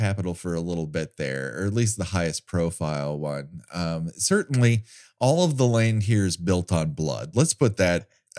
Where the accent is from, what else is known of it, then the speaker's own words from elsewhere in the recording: Glendale, California, United States; I grew up in Glendale.